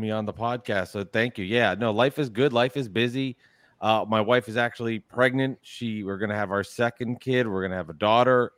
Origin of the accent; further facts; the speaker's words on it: New Jersey, United States; I am from New Jersey. I'm not from New York